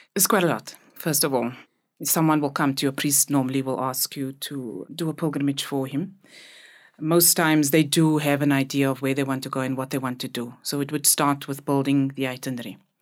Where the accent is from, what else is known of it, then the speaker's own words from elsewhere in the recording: Cape Town, Western Cape, South Africa; I grew up in Cape Town, the colored community in Cape Town